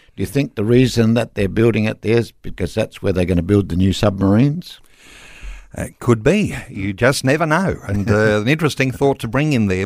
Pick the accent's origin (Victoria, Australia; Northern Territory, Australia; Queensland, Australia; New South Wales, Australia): Northern Territory, Australia; Darwin; I'm from Darwin